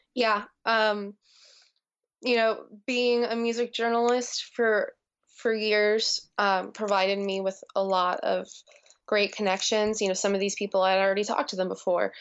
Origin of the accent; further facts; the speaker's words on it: New Jersey, United States; growing up in New Jersey